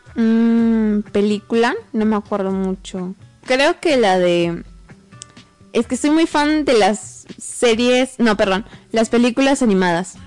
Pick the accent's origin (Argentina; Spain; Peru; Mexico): Peru; Ilo, Moquegua; now in Tacna, Peru; yo no soy de acá, soy de Hilo